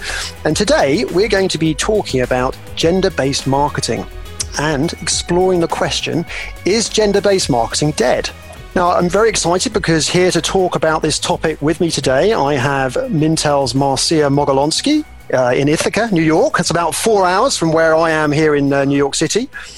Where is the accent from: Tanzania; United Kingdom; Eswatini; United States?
United Kingdom; moved away; back in my home country, back in the UK.